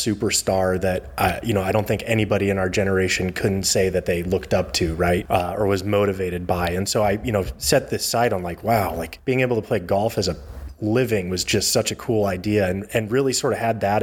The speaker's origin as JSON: {"language": "English", "town": "Eugene", "region": "Oregon", "country": "United States", "tie": "born or raised there", "also_born_or_lived": "Chicago area, Illinois", "lives_now": "Portland, United States"}